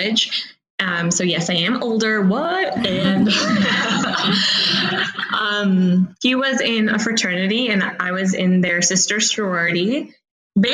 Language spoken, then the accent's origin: English; Texas, United States; also born or lived in India; I was born in India, and then I moved over here to the USA, and yeah, we moved to good old Texas, and I grew up in Texas